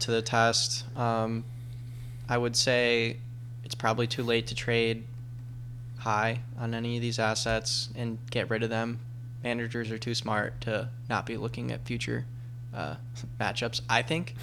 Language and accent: English; Rochester, New York, United States; moved away; I'm I'm originally from Rochester, New York